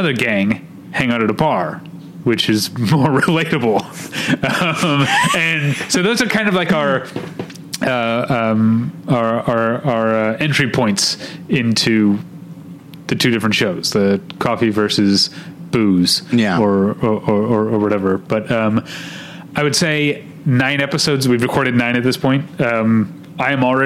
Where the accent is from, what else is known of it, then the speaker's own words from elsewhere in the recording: Midwest, United States; accent: Midwestern; moved away; my Midwestern accent